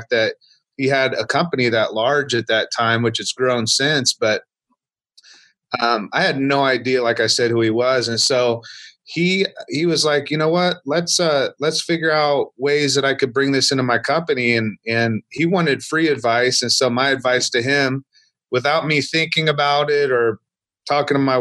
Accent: Marion, Indiana, United States; a church in my hometown where I was born, in a small town of Marion, Indiana.

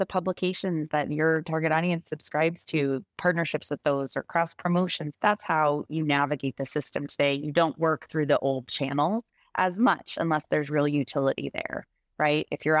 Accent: Rhode Island, United States; I was a press secretary for a short period of time for my home state senator from Rhode Island, Jack Reed.

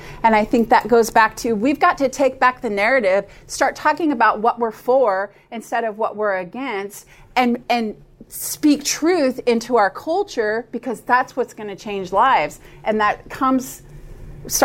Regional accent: Billings, Montana, United States; now in North Carolina, United States; I was born and raised in Billings, Montana, and in Montana there's more bars than there are churches

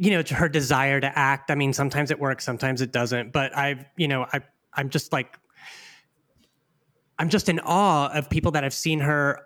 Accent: Houston, Texas, United States; I grew up in Houston, Texas

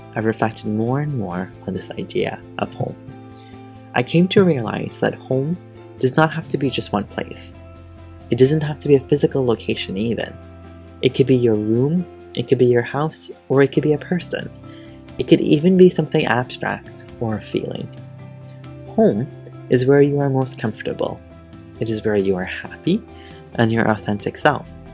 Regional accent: Guyana; moved away as an adult; also born or lived in Trinidad and Tobago; now in Peterborough, Canada; In February 2001, at the age of six, my mom and I moved to Guyana, a country in South America. I lived in Guyana for about 13 years, finishing high school there

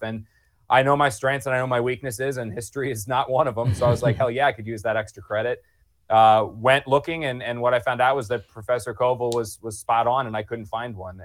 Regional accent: New Jersey, United States; moved away; I grew up in South Jersey

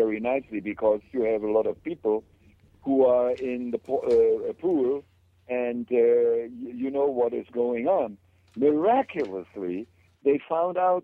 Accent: Germany; moved away; I grew up in Germany in a little village where there were no shops, no water, no electricity, no gas

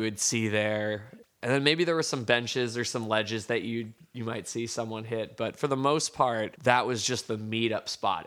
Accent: East Coast, United States; I am from the East Coast

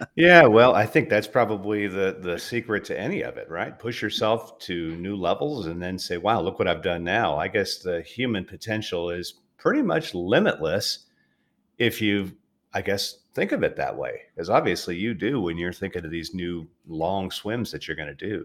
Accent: Southern California, United States; moved away; I grew up in Southern California

